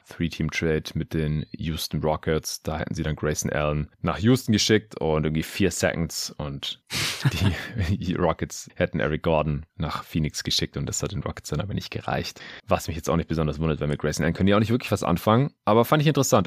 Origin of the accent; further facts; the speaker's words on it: Stuttgart, Baden-Württemberg, Germany; moved away; in meine alte Heimat nach Stuttgart